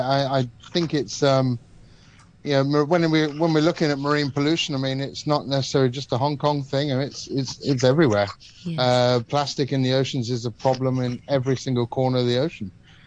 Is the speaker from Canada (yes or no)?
no; Malta; also born or lived in Cyprus; Well, I guess I was privileged enough to grow up in the Mediterranean. So I grew up in Malta and Cyprus, so two islands surrounded by the ocean.